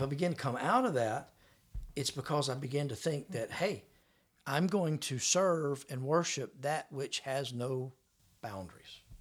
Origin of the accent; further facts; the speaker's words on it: Florida, United States; I was from Florida